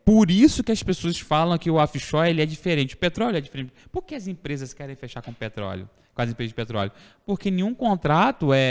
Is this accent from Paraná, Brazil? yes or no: no; Cordeiro, Rio de Janeiro, Brazil; also born or lived in Italva; Eu, por exemplo, nascido, sou nascido em Italva, criado em Cordeiro